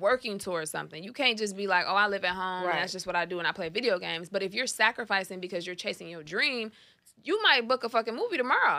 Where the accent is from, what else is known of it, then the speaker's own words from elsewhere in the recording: Detroit, Michigan, United States; moved away as an adult; now in Los Angeles, United States; I think I'm so used to a Detroit dude.